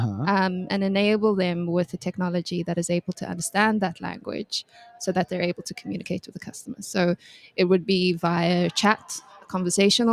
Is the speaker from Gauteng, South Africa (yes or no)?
yes; Johannesburg, Gauteng, South Africa; I'm from Johannesburg, South Africa